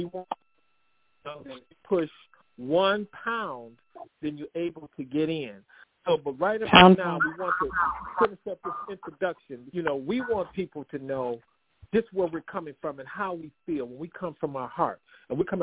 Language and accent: English; Detroit, Michigan, United States; I'm from Detroit